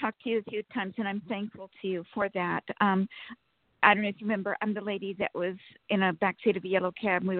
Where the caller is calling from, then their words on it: Sacramento, California, United States; Good morning. … from Sacramento, California.